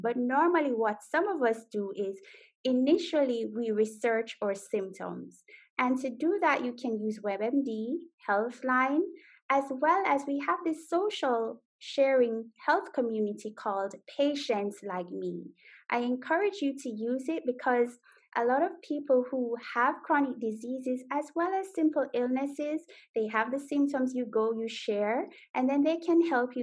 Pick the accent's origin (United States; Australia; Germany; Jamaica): Jamaica; now in Netherlands; I am Jamaican, so wagwan. I live in the Netherlands